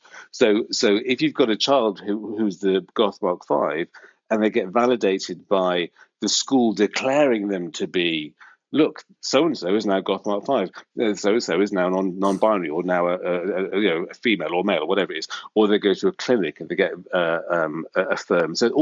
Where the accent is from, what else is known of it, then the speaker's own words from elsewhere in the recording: North Wales, United Kingdom; moved away as an adult; now in London, United Kingdom; I grew up in North Wales, and it's very, very, very Welsh, white, 1970s